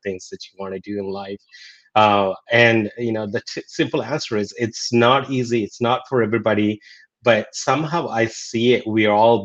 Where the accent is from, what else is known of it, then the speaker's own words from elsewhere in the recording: India; moved away; growing up in India, you know, the basics necessities wasn't there.